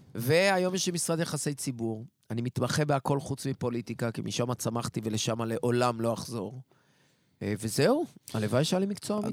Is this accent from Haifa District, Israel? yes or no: yes; Haifa, Haifa District, Israel; also born or lived in Kiryat Motzkin / Tel Aviv; now in Ness Ziona, Israel; נולדתי במוצקין, עברתי לחיפה. כמו כל חיפאי, קשרתי את גורלי עם תל אביב